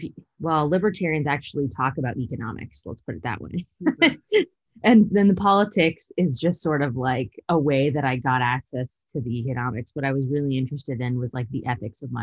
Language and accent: English; San Bruno, California, United States; moved away as an adult; also born or lived in Utah / New York / Illinois; now in Texas, United States; I was born and raised in San Bruno, so it's like a smaller town outside of San Francisco.